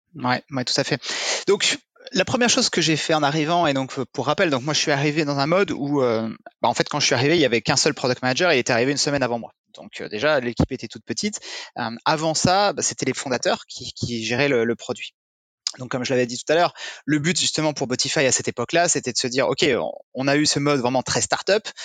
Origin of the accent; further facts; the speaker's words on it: near the Luxembourg border, Grand Est, France; moved away as an adult; also born or lived in Paris, France; now in New York, United States; je suis originaire du, euh, du nord-est de la France, près de la frontière luxembourgeoise. Euh, j'ai vécu, j'ai grandi dans une ville de, de 10 000 habitants